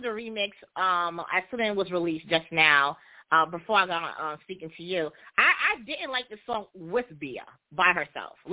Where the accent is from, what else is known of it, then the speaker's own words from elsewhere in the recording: Jamaica; I'm also Jamaican